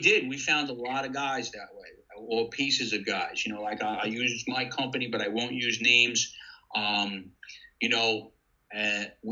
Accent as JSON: {"language": "English", "town": "Deer Park", "region": "New York", "country": "United States", "tie": "born or raised there", "moved": "as an adult", "lives_now": "Ocean City, United States", "said": "I had two good friends that I grew up with in Deer Park"}